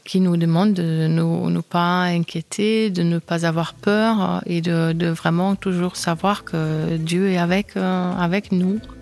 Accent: Germany; je suis allemande

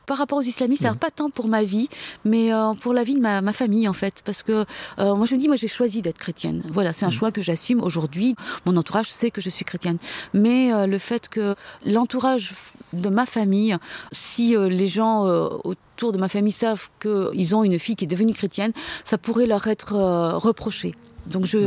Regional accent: France; Je suis née en France. Euh, mes parents sont arrivés pendant la guerre d'Algérie en France

